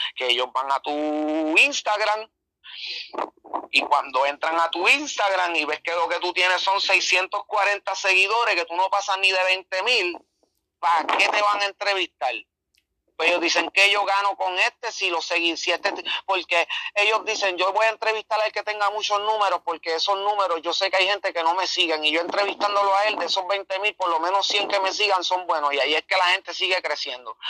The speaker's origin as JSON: {"language": "Spanish", "town": "Las Piedras", "country": "Puerto Rico", "tie": "born or raised there", "also_born_or_lived": "Humacao, Puerto Rico", "said": "soy del pueblo de Las Piedras, del barrio Boquerón, nacido en Humacao"}